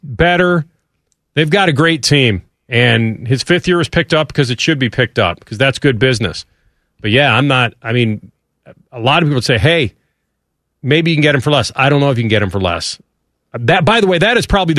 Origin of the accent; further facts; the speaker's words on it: Chicago, Illinois, United States; in that city, and it's my hometown